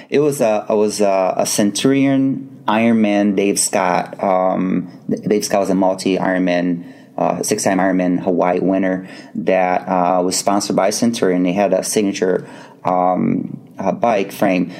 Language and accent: English; Brazil; moved away as an adult; almost 18 years of my life uh, growing up in Brazil